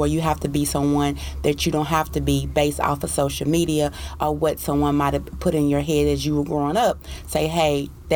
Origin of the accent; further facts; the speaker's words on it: Paris, Texas, United States; I am from Paris, Texas